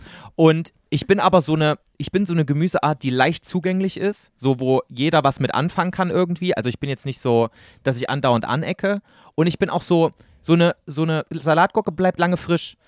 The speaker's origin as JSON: {"language": "German", "region": "East Germany", "country": "Germany", "said": "Ich komme aus dem Osten"}